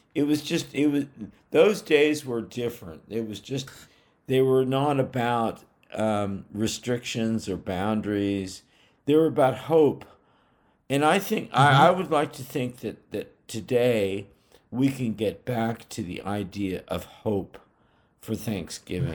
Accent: Bay Area, California, United States; moved away; also born or lived in New England; I'm from the Bay Area of California

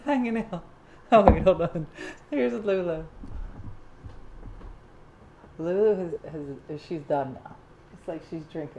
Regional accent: Oregon, United States; I'm from Oregon.

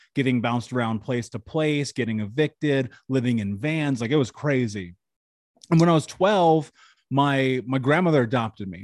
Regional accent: Indianapolis, Indiana, United States; I grew up in Indianapolis.

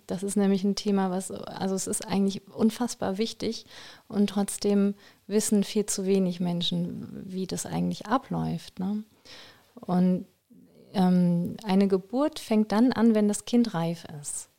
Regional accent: Germany; moved away; also born or lived in Belgium / Groningen, Netherlands; ich wirklich hier aus Deutschland kommen

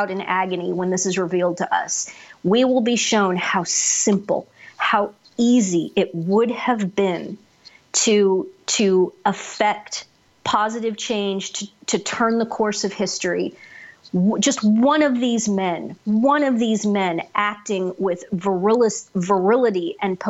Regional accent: United States; where I grew up outside of Kansas City

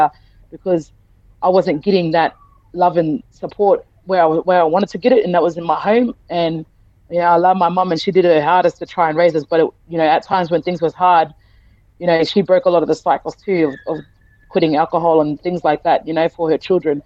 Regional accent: Townsville, Queensland, Australia; also born or lived in Rockhampton; I grew up in Townsville

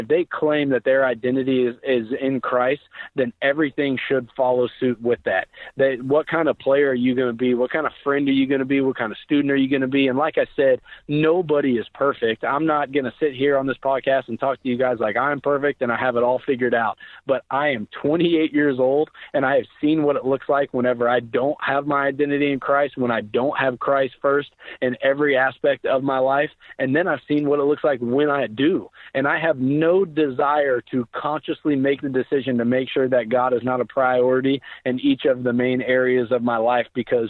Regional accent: Oklahoma, United States; Where now, granted, I was born and raised in Oklahoma, so I had teachers, telling us each week that they're praying for us

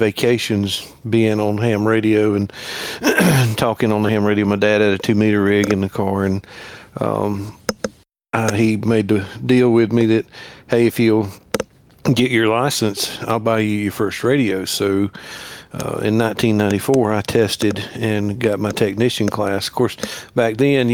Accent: South Carolina, United States; I'm from South Carolina. I've been here my whole life.

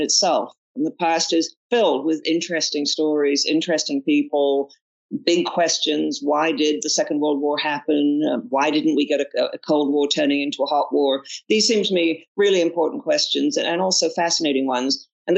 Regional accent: Toronto, Ontario, Canada; also born or lived in Oxford, United Kingdom; Well, I'm a Canadian, and I grew up in Canada

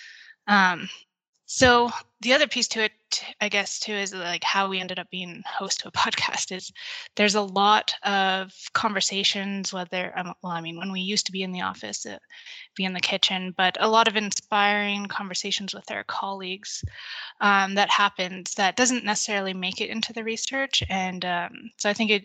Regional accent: Calgary, Alberta, Canada; I grew up in Calgary

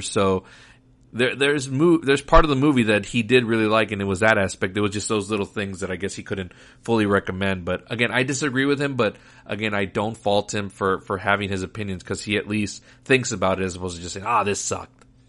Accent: Laredo, Texas, United States; the theaters that we had growing up in Laredo, Texas

